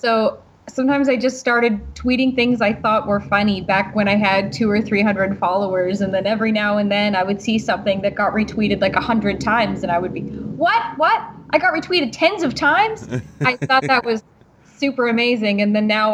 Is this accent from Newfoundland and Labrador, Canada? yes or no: yes; Newfoundland and Labrador, Canada; I'm from Newfoundland, Canada.